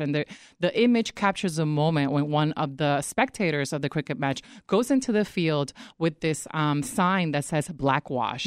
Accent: Puerto Rico; moved away; I grew up in the Caribbean, I grew up in Puerto Rico

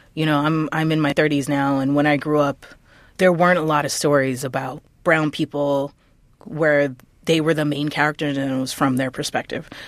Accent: New York City, New York, United States; I grew up in the Lower East Side during the eighties and nineties

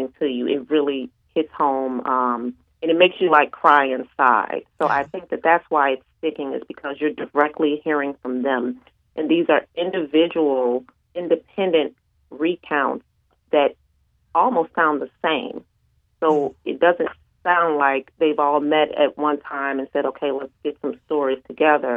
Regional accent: Chicago, Illinois, United States; growing up in Chicago

